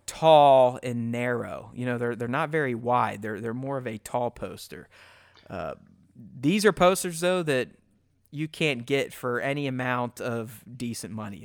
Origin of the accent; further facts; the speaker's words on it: Pittsburgh, Pennsylvania, United States; We grew up together in Pittsburgh